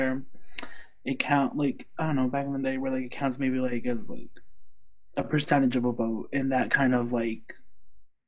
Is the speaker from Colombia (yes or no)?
yes; Colombia; now in United States; I'm like totally like proud of being Colombian, and like I love my country, even though I basically am American